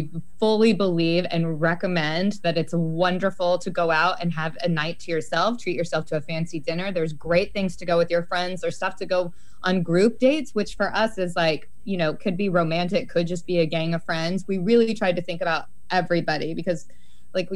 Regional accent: Salem, Oregon, United States; now in Portland, United States; I grew up in Salem, in South Salem, out in the country, which is near Enchanted Forest

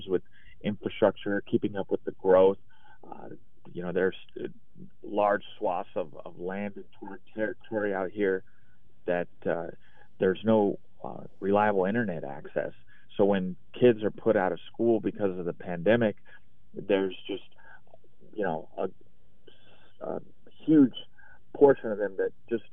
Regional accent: Idaho, United States; here in my home state

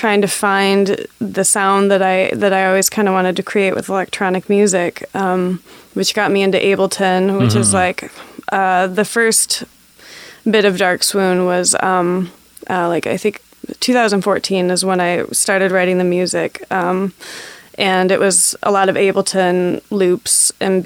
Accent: Grand Rapids, Michigan, United States; I grew up in Grand Rapids, Michigan, which is pretty conservative

